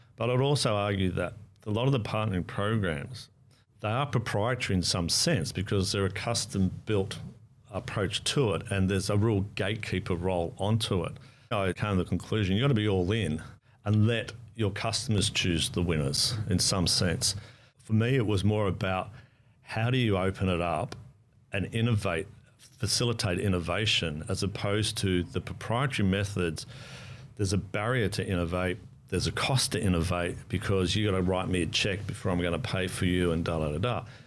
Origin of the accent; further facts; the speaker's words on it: Australia; moved away as an adult; now in New Zealand; I am Australian by national, and I've lived between Australia and New Zealand for about the last ten-odd years, thirteen-odd years